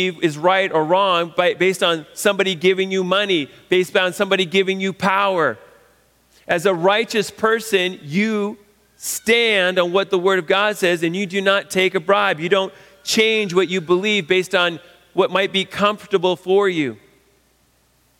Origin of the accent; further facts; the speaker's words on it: Canada; a Canadian in 2020